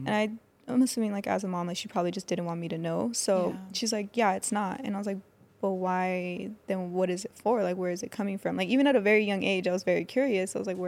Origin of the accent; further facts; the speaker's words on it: Fontana, California, United States; So I was born and raised in Fontana. I moved around a lot, like, as a kid, because my parents were separated.